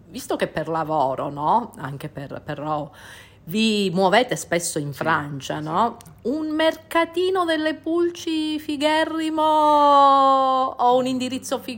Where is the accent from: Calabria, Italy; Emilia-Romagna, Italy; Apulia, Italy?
Calabria, Italy; le origini, la calabresità.